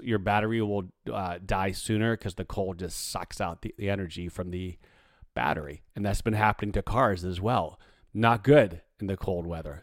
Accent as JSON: {"language": "English", "town": "Pittsburgh", "region": "Pennsylvania", "country": "United States", "tie": "born or raised there", "moved": "yes", "said": "growing up in Pittsburgh, the weather was like this quite often."}